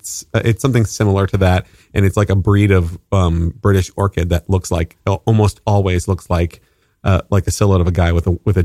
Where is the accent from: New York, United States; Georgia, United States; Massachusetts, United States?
Georgia, United States; Atlanta